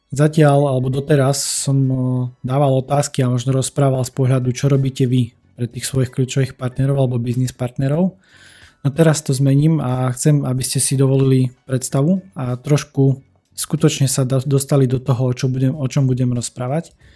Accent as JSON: {"language": "Slovak", "town": "Humenné", "region": "Prešov Region", "country": "Slovakia", "said": "u nás v Humenom"}